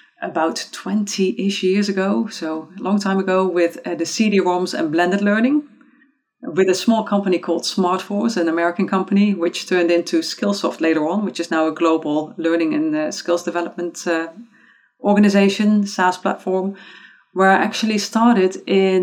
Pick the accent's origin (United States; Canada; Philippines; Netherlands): Netherlands; Eindhoven, North Brabant; born and raised in Eindhoven in the Netherlands